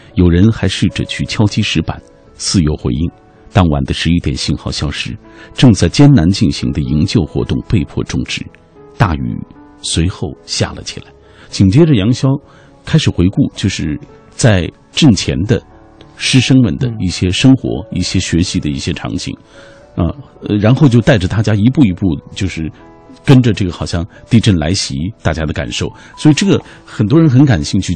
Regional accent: Xinjiang, China; moved away; 我的故乡在遥远的新疆

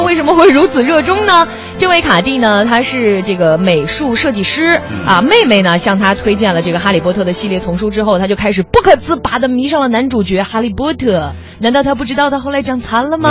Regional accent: Qiqihar, Heilongjiang, China; 或者是我的老家齐齐哈尔啊

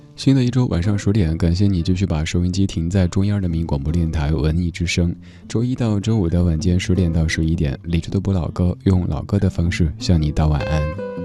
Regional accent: Sichuan, China; accent: Sichuanese; 在我家乡话当中呢，这个说法特别地可爱，高跟儿害。对，四川话里说高跟鞋就是高跟儿害

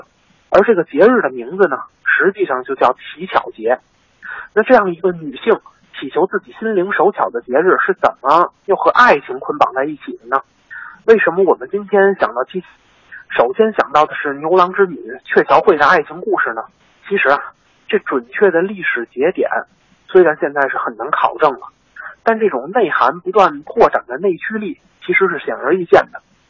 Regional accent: China; 我们中国人啊也渴望有自己的情人节。

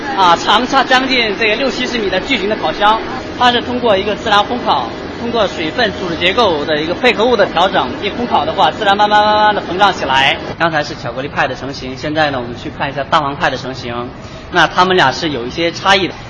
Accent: China; 我是中国人啊，但是我是朝鲜族

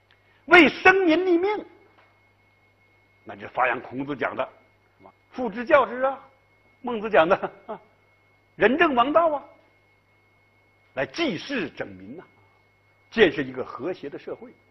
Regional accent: China; 所以我们中国人，你看，就从这样一些角度来建立不朽

